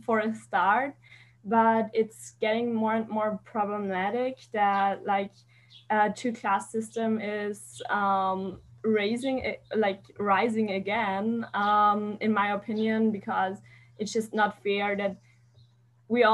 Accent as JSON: {"language": "English", "country": "Austria", "said": "I'm from Austria"}